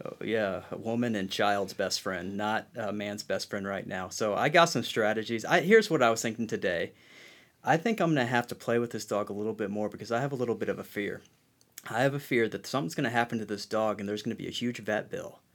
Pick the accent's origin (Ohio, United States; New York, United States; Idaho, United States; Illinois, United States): Illinois, United States; Central; moved away as an adult; also born or lived in Wilmore, Kentucky; we're from Central Illinois, where it's flat everywhere